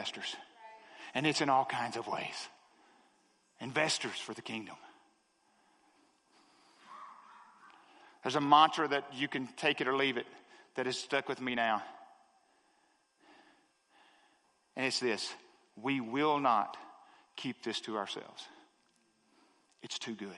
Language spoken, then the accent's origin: English; the South, United States; I'm from the South